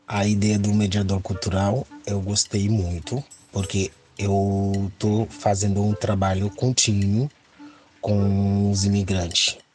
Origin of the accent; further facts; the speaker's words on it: Haiti; Portuguese is a second language; moved away as an adult; now in Porto Alegre, Brazil; Sou haitiano